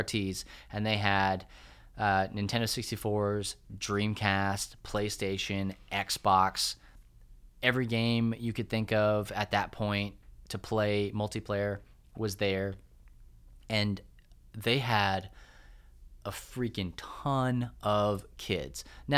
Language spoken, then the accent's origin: English; Clovis, New Mexico, United States; And I grew up in Clovis, New Mexico, which there is nothing to write home about Clovis, New Mexico.